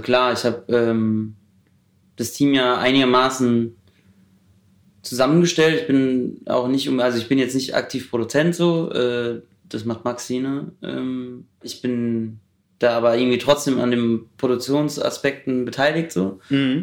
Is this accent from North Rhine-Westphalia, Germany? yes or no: no; Heidelberg, Baden-Württemberg, Germany; moved away as an adult; now in Berlin, Germany; Ich komme aus Heidelberg